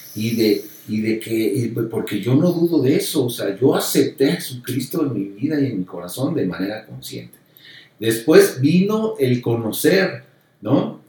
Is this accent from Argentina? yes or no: no; Mexico; soy mexicano